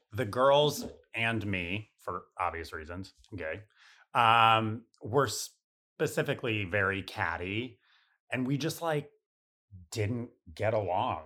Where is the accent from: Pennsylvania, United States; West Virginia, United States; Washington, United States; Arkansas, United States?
Pennsylvania, United States; north of Scranton, rural northeastern; moved away as an adult; now in New York, United States; rural northeastern Pennsylvania, like, north of Scranton